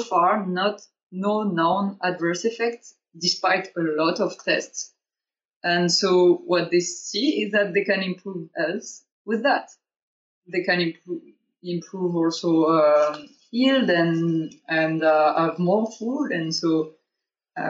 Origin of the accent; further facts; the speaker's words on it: south of France, France; now in Germany; I'm from too, south of France